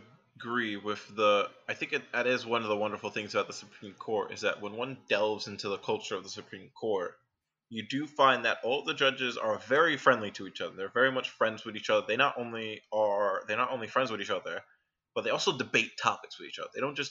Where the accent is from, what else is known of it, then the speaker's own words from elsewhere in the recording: New York City, New York, United States; Yeah, I'm a New Yorker.